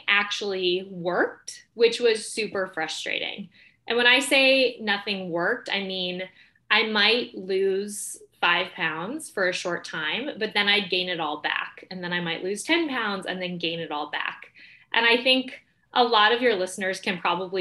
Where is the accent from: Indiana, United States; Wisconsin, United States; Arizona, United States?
Arizona, United States; Mesa; moved away; also born or lived in New York City; I grew up in Mesa, Arizona